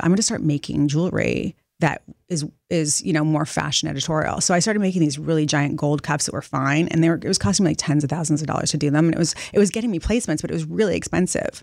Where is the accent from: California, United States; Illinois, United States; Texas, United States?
California, United States; Montecito; moved away as an adult; also born or lived in Los Angeles; now in New York City, United States; I grew up in Montecito in Santa Barbara.